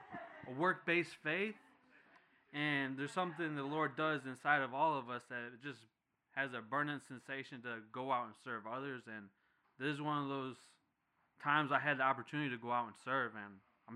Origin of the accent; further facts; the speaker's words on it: Utica, New York, United States; now in Kannapolis, United States; I'm from Utica, New York.